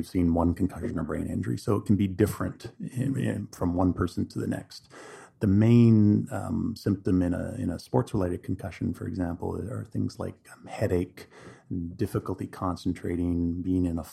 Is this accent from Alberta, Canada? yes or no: no; Quesnel, British Columbia, Canada; moved away as an adult; also born or lived in Vancouver, Canada / Calgary, Canada / Europe / Oregon, United States; now in Kelowna, Canada; But I'm originally from Canada. I grew up in Quesnel in central BC